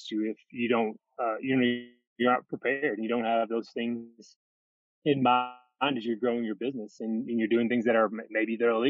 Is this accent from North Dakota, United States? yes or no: no; Fordsville, Kentucky, United States; moved away as an adult; also born or lived in Hilton Head / South Korea / Los Angeles / Louisville; from Western Kentucky, from born and raised in Fordsville, Kentucky